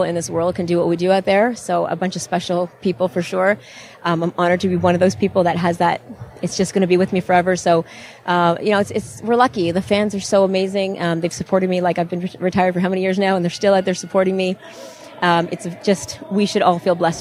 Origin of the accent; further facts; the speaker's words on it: Toronto, Ontario, Canada; my hometown